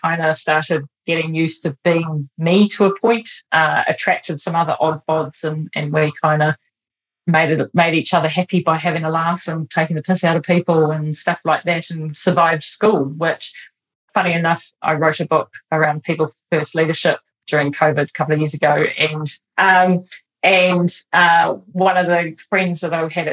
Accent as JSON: {"language": "English", "region": "Auckland", "country": "New Zealand", "tie": "born or raised there", "said": "I grew up in lovely Avondale in Auckland."}